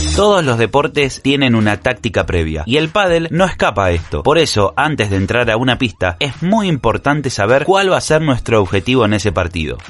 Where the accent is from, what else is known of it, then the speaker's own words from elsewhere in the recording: Argentina; nuestro país